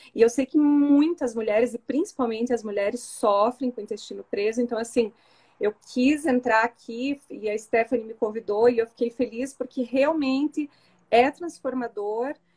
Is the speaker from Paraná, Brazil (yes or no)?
yes; Curitiba, Paraná, Brazil; sou de Curitiba, tenho 43